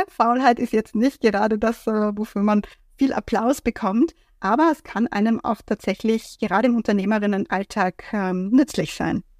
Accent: Vienna, Austria; aus Wien, aus meiner Heimat weggefahren bin

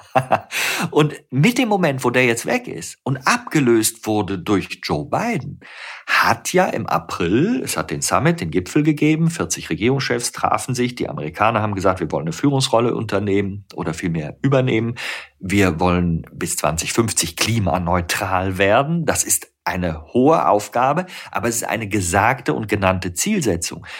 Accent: Rhineland, Germany; ich bin ja Rheinländer, ich bin im Rheinland geboren

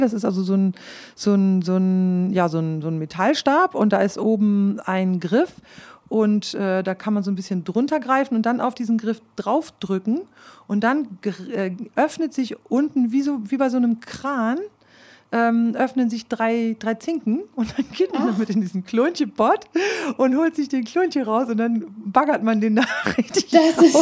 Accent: Klostermoor, Lower Saxony, Germany; born or raised there; first language Low German; moved away as an adult

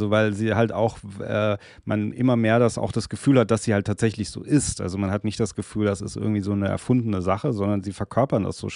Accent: Hesse, Germany; Ja, ja, ja, ist ein Hesse. Ich bin ja auch hier aus Hessen. Ich bin ja auch

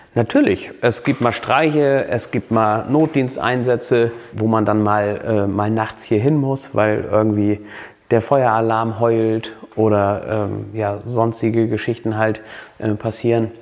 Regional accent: Flensburg, Schleswig-Holstein, Germany; also born or lived in Husum / Kappeln; Flensburg ist meine Geburtsstadt, eine ganz besondere äh, Stadt und auch absolut, also das ist Heimat hier, Flensburg

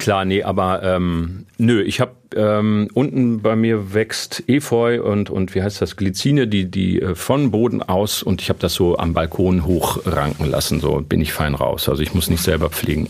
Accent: Lünen, North Rhine-Westphalia, Germany; Also ich komme aus dem Münsterländer, also Lünen ist eine geteilte Stadt.

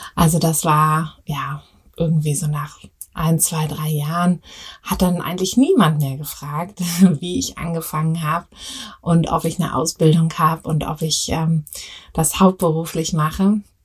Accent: Berlin, Germany; also born or lived in Paris; Ich komme ja aus Berlin

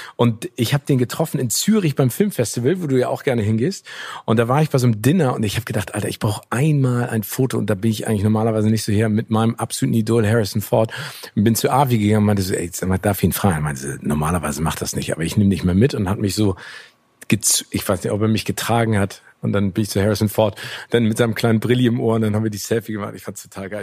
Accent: Hamburg, Germany; meiner Heimatstadt Hamburg

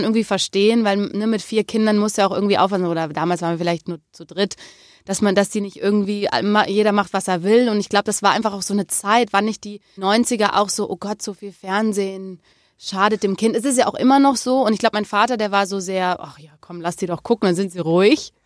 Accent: Remscheid, North Rhine-Westphalia, Germany; Ich bin aber in Remscheid groß geworden

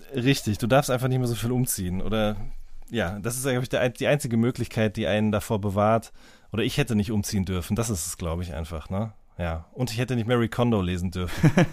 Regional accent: Ruhr area, North Rhine-Westphalia, Germany; ich komme ja auch aus dem Ruhrgebiet

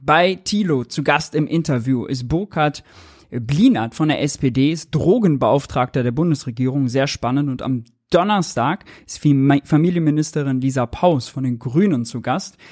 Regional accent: Rhineland, Germany; accent: Rhineland slang; Karneval im Rheinland, da wo ich herkomme und Viele merken es ja meiner Stimme, meinem Slang immer wieder

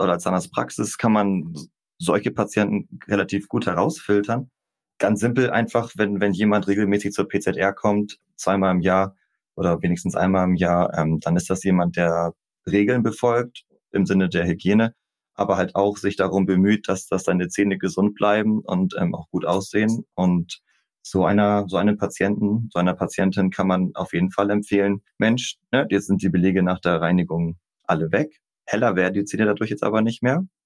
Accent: Kappeln, Schleswig-Holstein, Germany; also born or lived in Kiel; Ich komme aus dem beschaulichen Schleswig-Holstein, bin in Kappeln geboren, dort auch zur Schule gegangen, in Kiel studiert und im Prinzip auch die komplette berufliche Laufbahn hier geblieben

